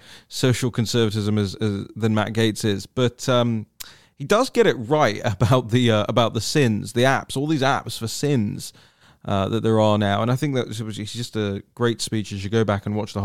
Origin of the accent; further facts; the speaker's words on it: United Kingdom; I'm British